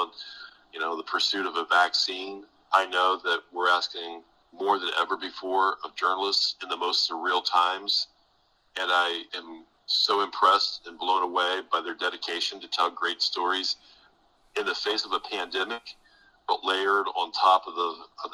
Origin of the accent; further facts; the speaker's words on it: Coshocton, Ohio, United States; moved away as an adult; now in Louisville, United States; when I was a high school student in my hometown in Coshocton, Ohio